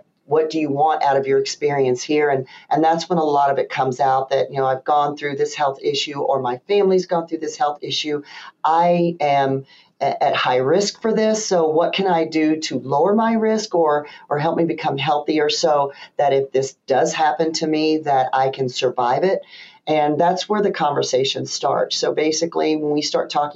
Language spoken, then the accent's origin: English; the South, United States; now in Michigan, United States; me being a Southerner